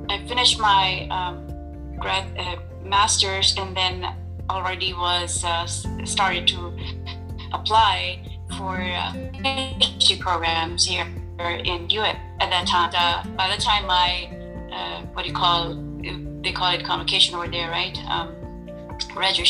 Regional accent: Pakistan; moved away as an adult; I grew up in Pakistan mostly

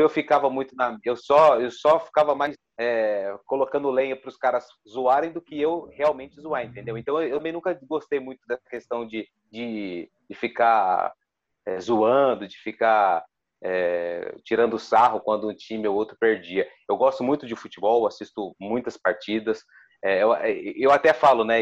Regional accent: Ribeirão Preto, São Paulo, Brazil; nasci em Ribeirão, vivi a minha vida toda em Ribeirão

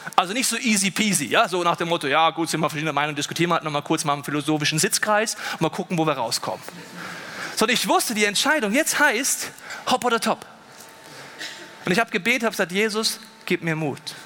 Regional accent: Germany; bei uns in Deutschland

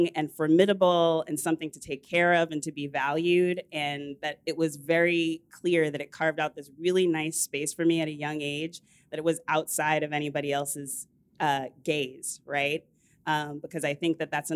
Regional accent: suburbs of Washington, D.C., Northern Virginia, United States; I grew up in the suburbs. I'm from Northern Virginia of Washington, D.C.

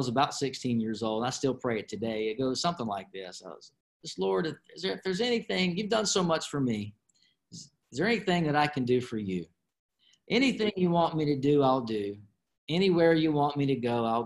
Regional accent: Flowood, Mississippi, United States; I have a great home church that I grew up in there in Flowood, Mississippi, called Word of Life

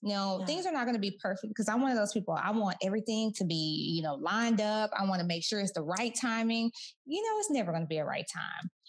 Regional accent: Kaufman, Texas, United States; moved away as an adult; also born or lived in Orange County, California; I'm from Kaufman, Texas

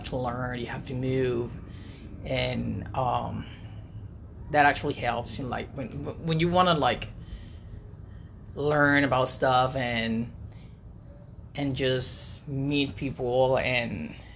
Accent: Puerto Rico; moved away as an adult; now in United States; I'm 30 years old, and I'm from Puerto Rico.

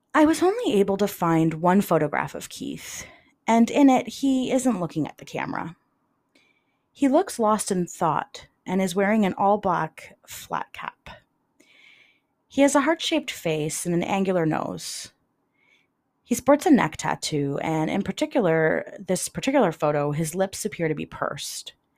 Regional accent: London, Ontario, Canada; my hometown of London, Ontario

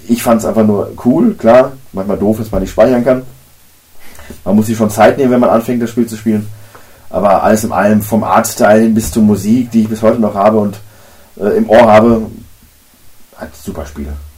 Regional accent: Germany; bei uns in Deutschland

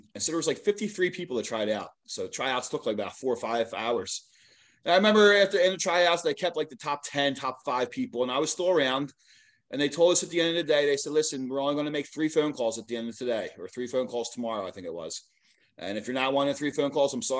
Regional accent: Philadelphia, Pennsylvania, United States; I grew up in Philadelphia area

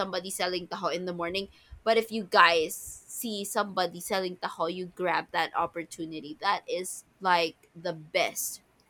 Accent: Manila, Metro Manila, Philippines; Ah no, the first time I ate dirty ice cream, I was living, that's where I grew up, in Manila.

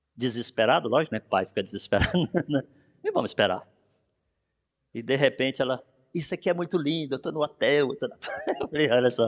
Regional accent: Brazil; moved away; Sou brasileiro

